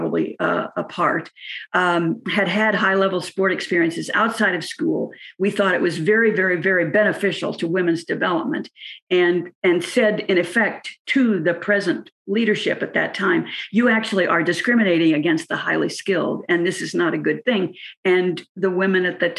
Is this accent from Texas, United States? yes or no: no; California, United States; when I was a student from California